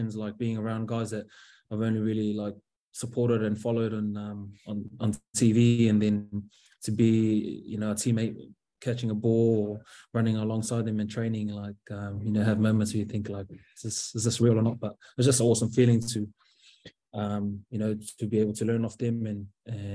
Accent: Auckland, New Zealand; moved away as an adult; now in Northern Ireland, United Kingdom; Mangere's my home for me, so South Auckland. That's kind of always born and bred there

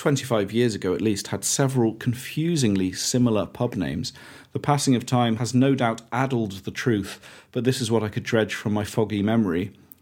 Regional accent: Keighley, Yorkshire and the Humber, United Kingdom; now in Bingley, United Kingdom; We both hail from Yorkshire. John from Barnsley, now lives in Durham. And I'm from Keighley, now live in Bingley.

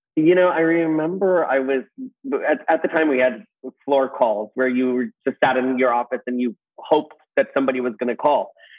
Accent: Los Angeles, California, United States; in uh, Reseda, California

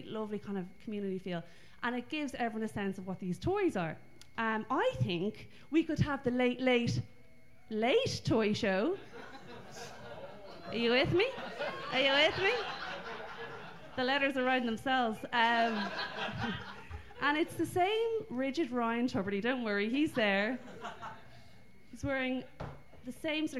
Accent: Ireland; I'm Irish

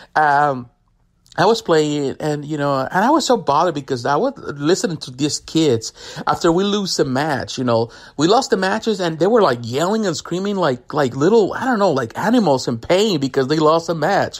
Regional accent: Mexico; now in United States; I grew up in Mexico.

